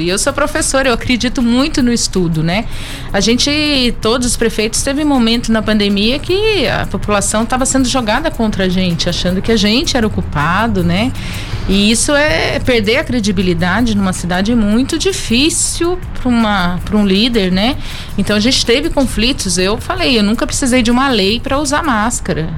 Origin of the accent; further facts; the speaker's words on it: São Luiz do Paraitinga, São Paulo, Brazil; Eu nasci em São Luís, vivi a minha vida inteira lá